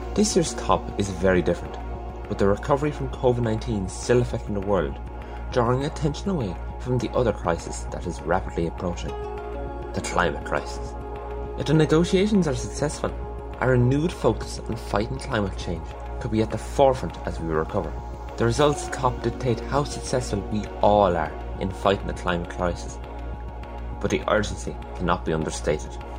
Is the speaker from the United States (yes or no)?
no; East Galway, Connacht, Ireland; I'm 16, I'm from East Galway